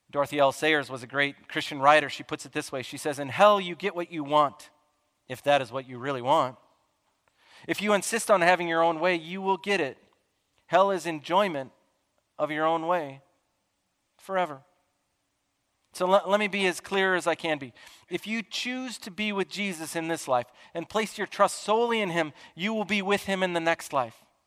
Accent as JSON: {"language": "English", "town": "Chicago", "region": "Illinois", "country": "United States", "said": "I'm from Chicagoland"}